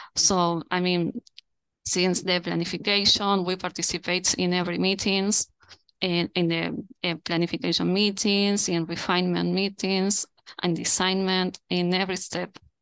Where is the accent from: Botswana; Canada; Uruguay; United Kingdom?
Uruguay; Montevideo; I'm currently at Montevideo. That's my hometown